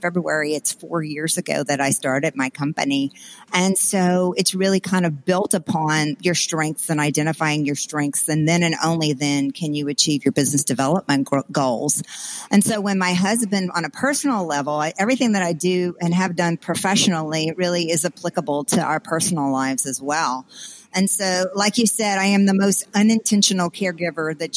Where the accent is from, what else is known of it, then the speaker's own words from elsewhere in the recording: South Louisiana, United States; growing up in South Louisiana in a very, very small town